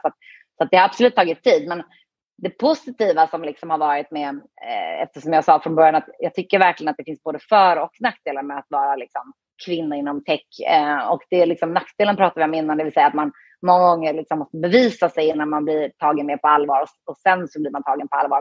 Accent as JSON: {"language": "Swedish", "town": "Höllviken", "region": "Skåne", "country": "Sweden", "tie": "born or raised there", "also_born_or_lived": "Gothenburg, Sweden / Lakeland, Florida, United States", "moved": "as an adult", "said": "Så jag är född i Göteborg, eh, från början. och bodde där de första åren i mitt liv. Och sen så flyttade jag till Skåne. När det var dags att börja skolan"}